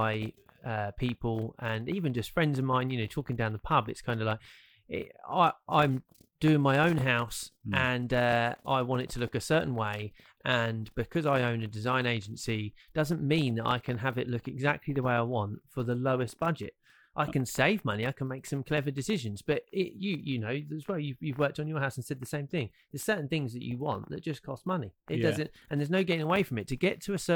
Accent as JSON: {"language": "English", "country": "United Kingdom", "said": "we are British"}